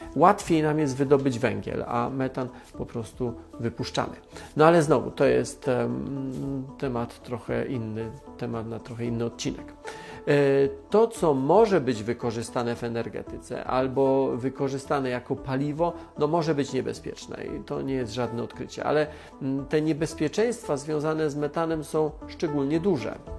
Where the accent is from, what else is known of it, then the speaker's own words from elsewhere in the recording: Silesian Voivodeship, Poland; Jestem ze Śląska, znam wielu górników